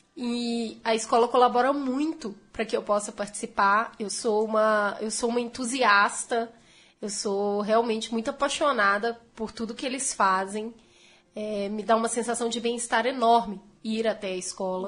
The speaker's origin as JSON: {"language": "Portuguese", "town": "Belo Horizonte", "region": "Minas Gerais", "country": "Brazil", "tie": "born or raised there", "said": "estudei em Belo Horizonte, eu sou de Belo Horizonte. Estudei em escola pública, municipal e estadual"}